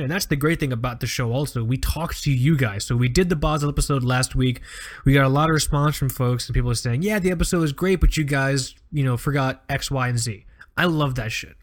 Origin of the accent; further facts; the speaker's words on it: Fort Lauderdale, Florida, United States; I grew up on Fort Lauderdale Beach